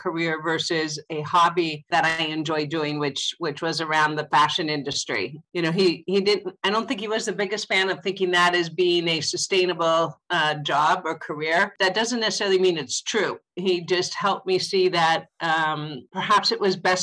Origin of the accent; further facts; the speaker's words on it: Southern California, United States; I'm a California born and raised girl. I grew up in Southern California